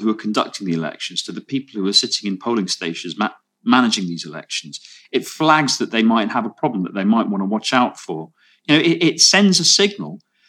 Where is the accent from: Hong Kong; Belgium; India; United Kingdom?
United Kingdom; moved away; for many years I was a British voter overseas until I lost that, because after 15 years you lose, as a Brit, you lose your vote if you're not resident in the UK